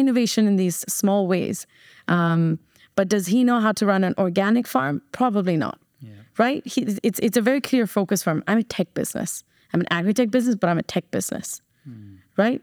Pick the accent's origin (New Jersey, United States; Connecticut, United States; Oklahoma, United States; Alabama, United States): New Jersey, United States; moved away as an adult; also born or lived in Chennai, India / Bombay, India; now in Dubai, United Arab Emirates; I was born in Chennai, raised in New Jersey